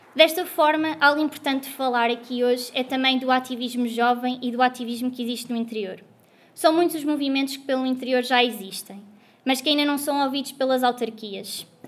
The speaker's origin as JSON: {"language": "Portuguese", "town": "Guarda", "region": "Centro", "country": "Portugal", "tie": "born or raised there", "moved": "as an adult", "lives_now": "Lisbon, Portugal", "said": "Eu sou da Guarda, uma cidade pequena, muito pequena no interior, um, e ter crescido lá"}